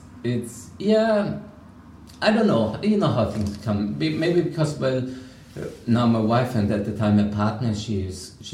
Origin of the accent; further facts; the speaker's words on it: Vienna, Austria; moved away as an adult; now in Limerick, Ireland; I think I'm here now for 13 years. I'm from Austria